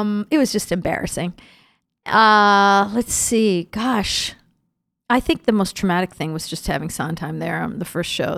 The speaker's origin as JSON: {"language": "English", "town": "Schenectady", "region": "New York", "country": "United States", "tie": "born or raised there", "moved": "yes", "said": "my hometown, Schenectady, New York, which is, um, the the city that's right next to Albany, where I grew up"}